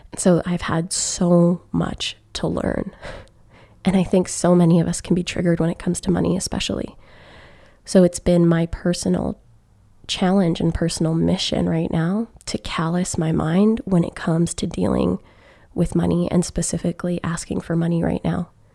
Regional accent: Alberta, Canada; moved away; seeing family back home in Alberta

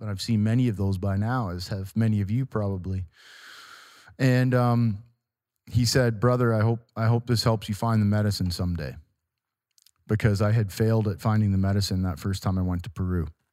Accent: Walkerton, Ontario, Canada; my hometown of Walkerton, Ontario

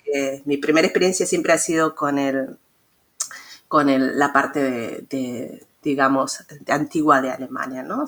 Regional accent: Mendoza, Argentina; moved away as an adult; also born or lived in San Luis, Argentina; now in Leipzig, Germany; en Argentina, en mi ciudad natal, en Mendoza

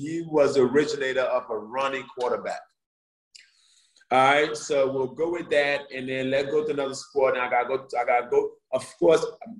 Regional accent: Philadelphia, Pennsylvania, United States; Of course, growing up in Southwest Philly, which was not Upper Darby, it wasn't Yaden, it wasn't Sharon Hill, you know. Up Southwest was the hood, you know, so it made you tough.

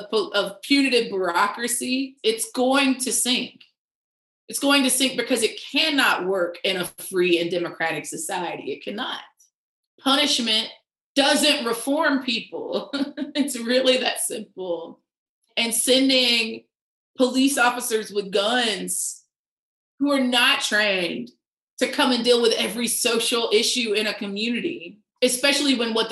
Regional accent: the South, United States; you know, I'm a Southerner, these man-made climate disasters are getting worse and worse by the second

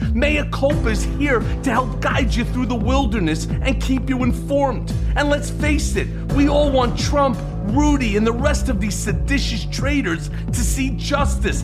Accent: United States; Not as a Jew, not as an American.

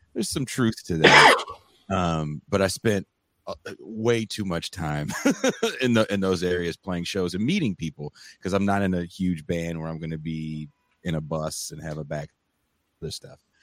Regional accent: East Bay, Bay Area, California, United States; growing up in the Bay Area, you're you're kind of immersed in a certain, especially where I'm from uh, in the East Bay.

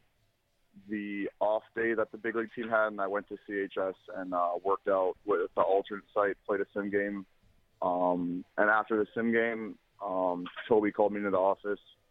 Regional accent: Verona, Wisconsin, United States; also born or lived in Madison, Wisconsin; I went to school in Verona

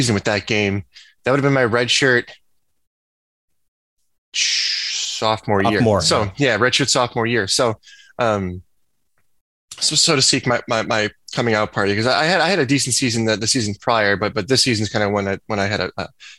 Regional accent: about 45 minutes from Evanston, Illinois, United States; moved away as an adult; also born or lived in Nebraska; I'm from Illinois. I'm about 45 minutes away from Evanston, and Coach Fitzgerald would come to my high school every other week to recruit me

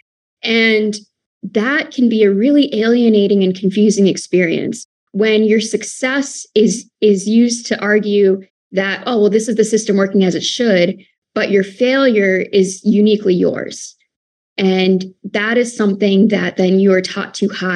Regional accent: Pennsylvania, United States; When I grew up as an Indian American woman or Indian American girl in the white suburbs of Pennsylvania

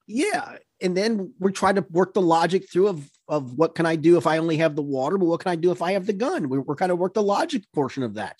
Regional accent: New York, United States; moved away; growing up in New York

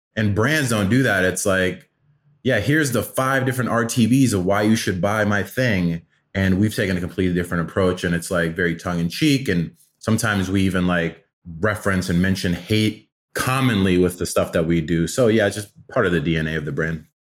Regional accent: Atlanta, Georgia, United States; also born or lived in Afghanistan; Uh, we were refugees to America when I was five, so I grew up in Atlanta

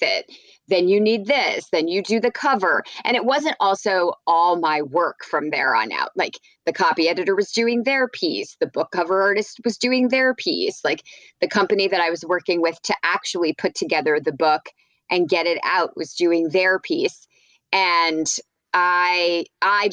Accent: New Brunswick, New Jersey, United States; moved away; I grew up in New Jersey

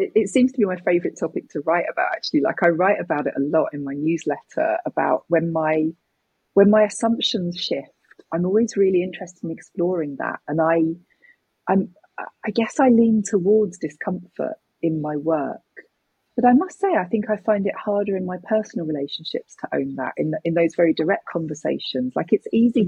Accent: United Kingdom; me as a British person

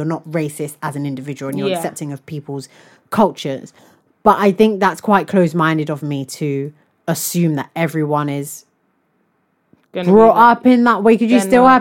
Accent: United Kingdom; I'm British

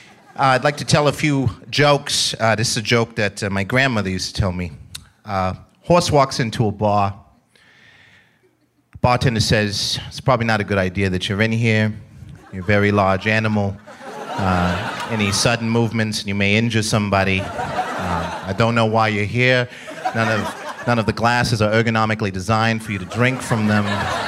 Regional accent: New York City, New York, United States; I come from New York.

